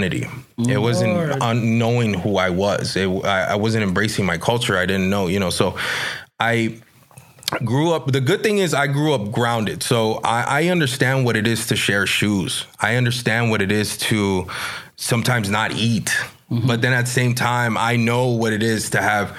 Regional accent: Los Angeles, California, United States; I grew up in L.A. In L.A.

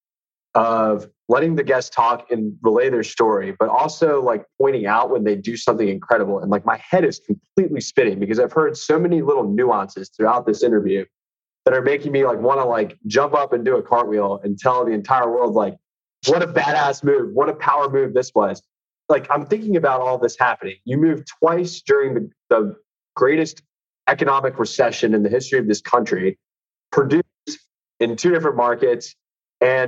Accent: Charlotte, North Carolina, United States; also born or lived in South Florida; I'm only from Charlotte

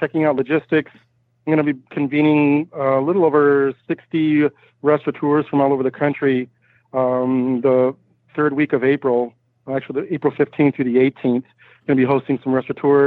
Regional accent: Michigan, United States; I'm originally from Michigan

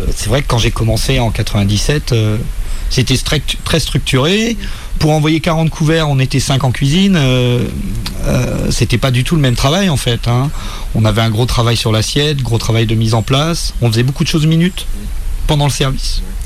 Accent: Saint-Malo, Brittany, France; moved away as an adult; also born or lived in England / Angers; j'ai eu mon premier poste dans ma ville natale

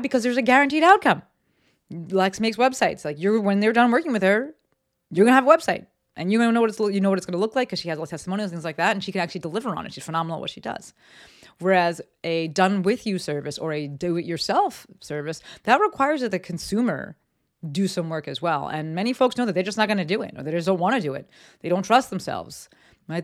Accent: Summit, New Jersey, United States; moved away; I'm from the East Coast, um, and actually my town got, got hit pretty hard in terms of lives lost. Um, a lot of people worked in the towers. I lived in Summit, New Jersey

